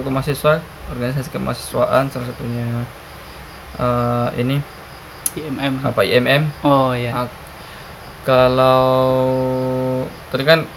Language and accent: Indonesian; South Sulawesi, Indonesia; saya dari Sulawesi Selatan, merantau ke Jogja, tamat SMA, kuliah di UNY, kuliah di PUTM, UNY itu.